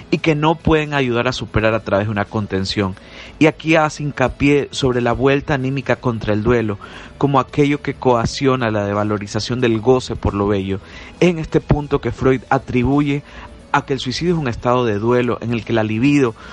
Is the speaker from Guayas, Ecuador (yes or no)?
yes; Guayaquil, Guayas, Ecuador; de Guayaquil, Ecuador.